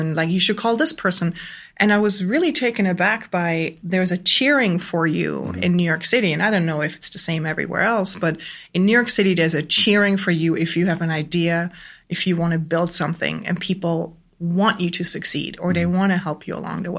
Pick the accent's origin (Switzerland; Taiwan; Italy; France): Switzerland; moved away as an adult; also born or lived in Germany; now in Brooklyn, United States; I grew up on the Swiss countryside with two entrepreneurial parents